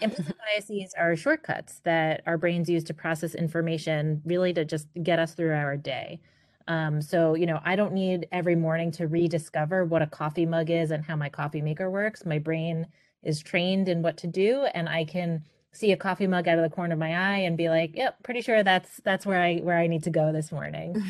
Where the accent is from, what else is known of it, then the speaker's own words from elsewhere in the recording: New York City, New York, United States; I grew up in Queens, New York.